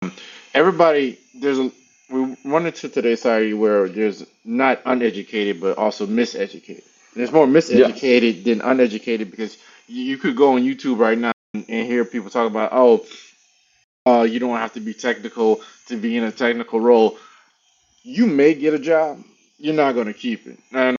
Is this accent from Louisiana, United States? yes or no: yes; Louisiana, United States; now in Dallas, United States; I'm originally from Louisiana. I've been in cybersecurity on a corporate level since 2011, 12. Been in IT since 2003, live in Dallas, Texas currently.